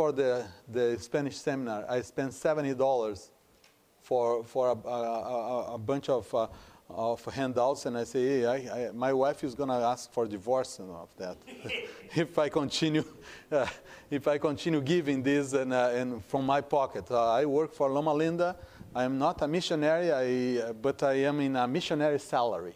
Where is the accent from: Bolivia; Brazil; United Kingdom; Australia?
Brazil; first language Portuguese; English is a second language; moved away as an adult; also born or lived in Hong Kong; now in United States; I am from Brazil. And I am in the United States for about 20 years, except for some years that I spent in Hong Kong.